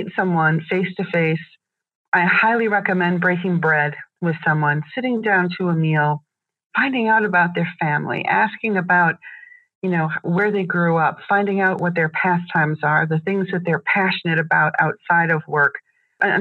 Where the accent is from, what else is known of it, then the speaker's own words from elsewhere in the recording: United States; I'm American